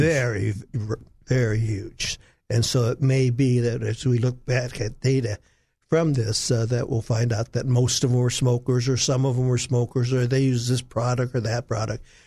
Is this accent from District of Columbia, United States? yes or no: no; Los Angeles, California, United States; moved away as an adult; now in Arkansas, United States; I'm from Hollywood, California, where I trained